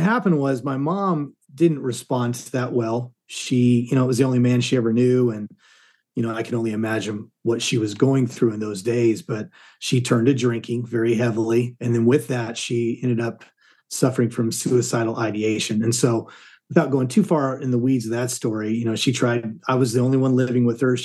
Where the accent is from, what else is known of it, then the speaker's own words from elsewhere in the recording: Southern California, United States; moved away as an adult; now in Dallas, United States; I grew up in Southern California.